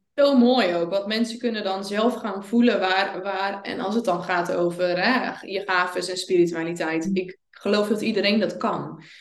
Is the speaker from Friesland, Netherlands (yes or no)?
no; Zeelandic Flanders, Netherlands; ik kom uit Zeeuws-Vlaanderen